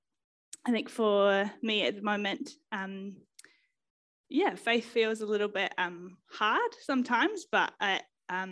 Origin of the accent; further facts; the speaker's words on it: Auckland, New Zealand; moved away; I grew up in West Auckland, so that's kind of where I hail from.